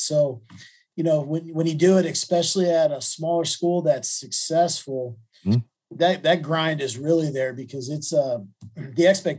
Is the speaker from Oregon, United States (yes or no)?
no; South Bend, Indiana, United States; But grew up in South Bend, Indiana, under the shadow of the Golden Dome.